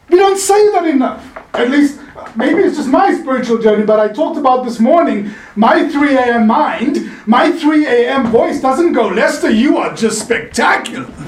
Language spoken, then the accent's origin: English; South Africa; now in Laguna Beach, United States; I'm originally from South Africa. Now I'm winning neighbors for God on, on Pacific Coast Highway in Laguna Beach